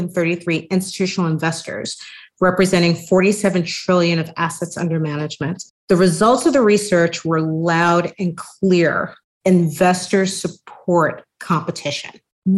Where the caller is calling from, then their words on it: New York City, New York, United States; I am joining you from New York City, and I thank you for having me here today